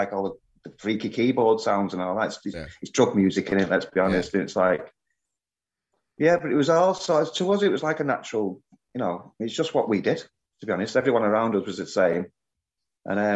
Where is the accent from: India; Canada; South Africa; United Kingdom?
United Kingdom; Manchester, North West England; I just grew up on a council estate in North Manchester, Blakely